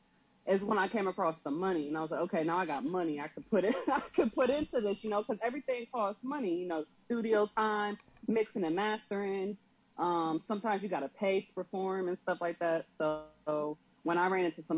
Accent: Columbus, Ohio, United States; now in Norfolk, United States; I'm originally from Columbus, Ohio, but I've been living in Norfolk, Virginia

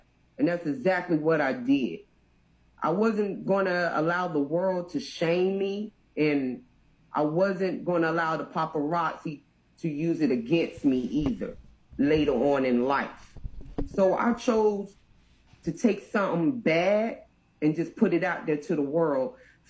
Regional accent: Durham, North Carolina, United States; also born or lived in Brooklyn, New York; now in Houston, United States; I'm from Durham, North Carolina, sprinkled with Brooklyn, New York. And right now, I'm in Houston, Texas, Longhorn State, baby, put it up.

